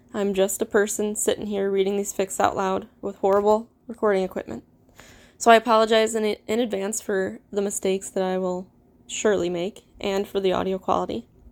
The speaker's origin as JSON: {"language": "English", "region": "Midwest", "country": "United States", "accent": "Midwestern", "said": "I am, obviously, you could tell, American. have a very Midwestern accent"}